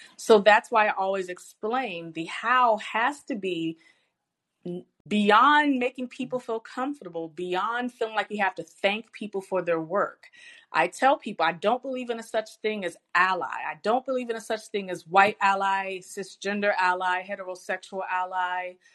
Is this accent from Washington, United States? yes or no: no; Richmond, Virginia, United States; I'm born and raised in Richmond, Virginia